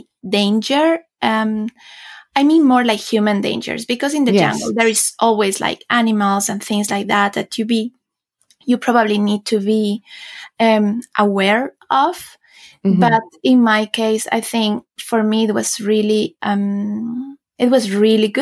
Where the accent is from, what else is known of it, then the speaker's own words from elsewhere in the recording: Quito, Pichincha, Ecuador; moved away as an adult; also born or lived in United Kingdom / China / France / Switzerland; now in Sweden; Ecuador, my home country